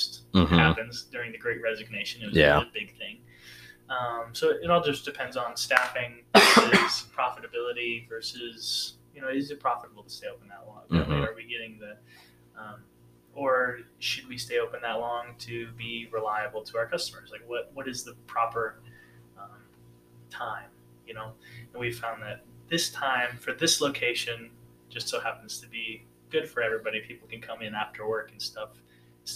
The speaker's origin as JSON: {"language": "English", "area": "around Fort Lewis", "region": "Washington", "country": "United States", "tie": "born or raised there", "moved": "yes", "lives_now": "Fort Bragg area, North Carolina, United States", "said": "stuff that I grew up with in Washington around Fort Lewis"}